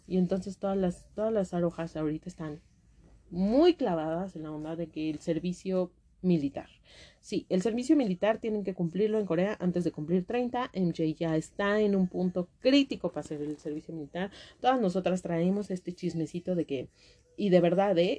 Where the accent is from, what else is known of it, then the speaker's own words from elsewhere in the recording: Mexico; las que somos de México